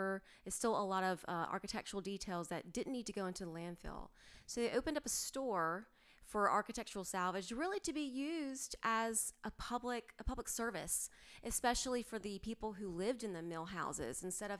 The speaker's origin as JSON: {"language": "English", "town": "Greensboro", "region": "North Carolina", "country": "United States", "also_born_or_lived": "New Jersey / Georgia / Miami / Colorado", "said": "I was living in New Jersey, and that was awful. But yeah, I've lived all over, but I'm originally from Greensboro, Burlington, that kind of area. I've lived all over the state."}